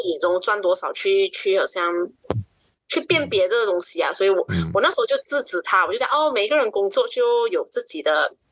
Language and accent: Chinese; Kuching, Sarawak, Malaysia; 二十八岁，就是我是嗯九五年嗯生的女生，然后我是出生在古晋十二月